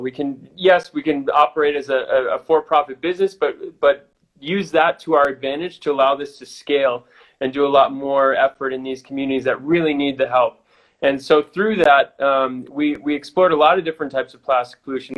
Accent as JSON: {"language": "English", "country": "United States", "also_born_or_lived": "Sydney, Australia / Chile", "moved": "as an adult", "said": "me being an American"}